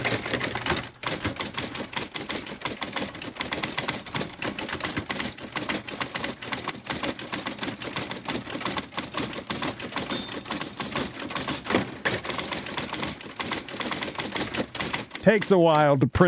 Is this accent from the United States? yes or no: no; Canada; I appreciate my home country